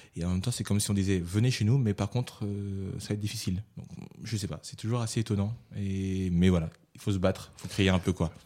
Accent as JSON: {"language": "French", "country": "Réunion", "also_born_or_lived": "Paris", "moved": "as an adult", "said": "j'ai été formé à La Réunion un petit peu. J'étais un comédien voilà, un peu lambda"}